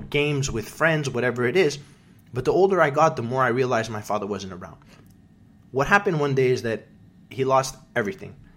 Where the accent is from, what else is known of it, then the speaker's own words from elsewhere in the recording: Canada; now in United States; my first Memorial Day as a Canadian